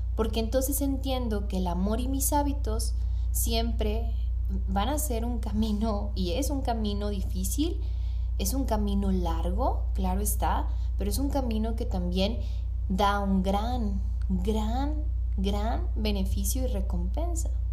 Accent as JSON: {"language": "Spanish", "town": "Hermosillo", "region": "Sonora", "country": "Mexico", "said": "acá en Hermosillo, de donde soy"}